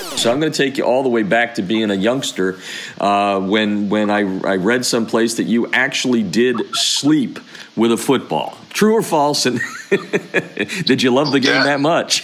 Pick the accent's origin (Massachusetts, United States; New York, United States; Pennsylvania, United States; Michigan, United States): Pennsylvania, United States; I grew up in Pennsylvania